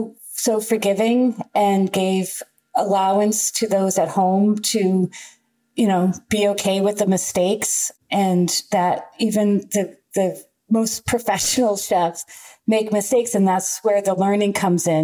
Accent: outside Boston, Massachusetts, United States; I grew up outside Boston

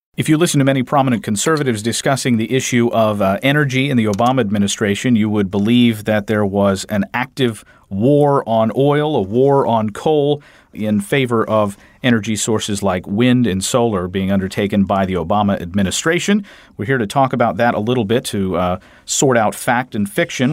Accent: Kentucky, United States; I'm from Kentucky

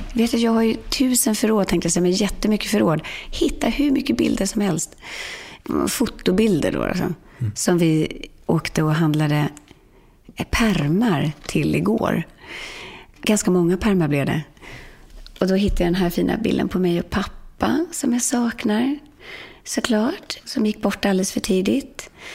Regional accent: Sweden; komma hem till Sverige

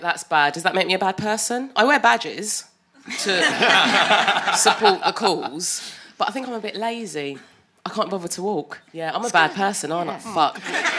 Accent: London, United Kingdom; I'm from Lewisham.

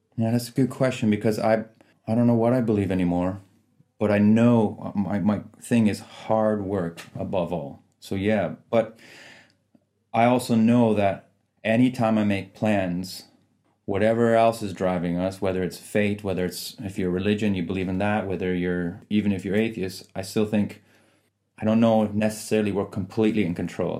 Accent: Canada; also born or lived in Iran / Italy; So I was born in Iran, and then during the revolution, we escaped to Italy. But I was probably months, three, four months old when we got to Italy. And then I was there till two, just over two years. And then we took refuge in Canada.

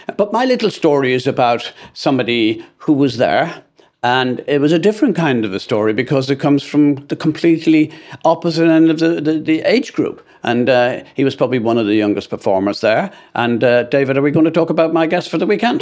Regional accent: Ireland; as an Irishman

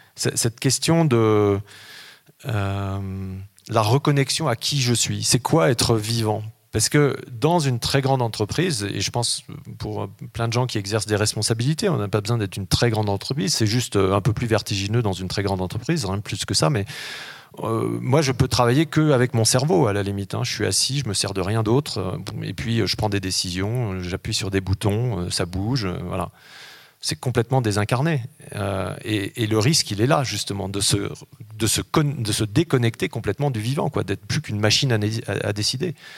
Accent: Grenoble, Auvergne-Rhône-Alpes, France; moved away as an adult; also born or lived in Gap, Hautes-Alpes / Paris / New York; je suis né à Grenoble, hein, et puis ensuite, euh, j'ai passé une partie de mon adolescence euh, dans les Hautes-Alpes, mon lycée à Gap

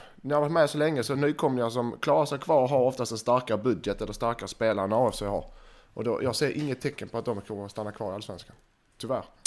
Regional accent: Skåne, Sweden; jag är skåning

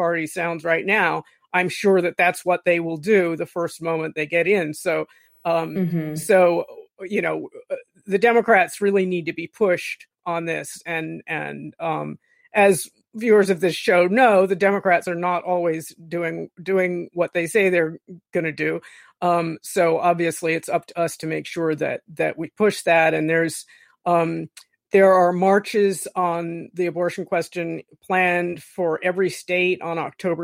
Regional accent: Florida, United States; I'm from Florida

